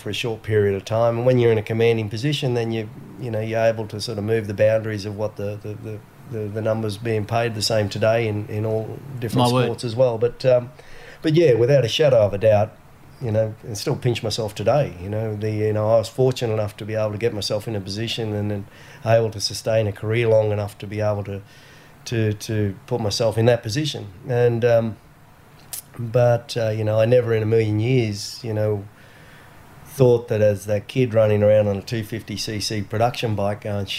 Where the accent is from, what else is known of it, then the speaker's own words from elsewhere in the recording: Gold Coast, Queensland, Australia; also born or lived in Monaco; I came from the Gold Coast, water around everywhere.